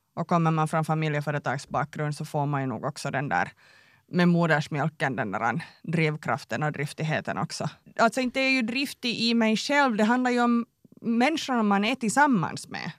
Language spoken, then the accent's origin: Swedish; Tenala, Uusimaa, Finland; moved away; jag är uppväxt i Tenala, liten by.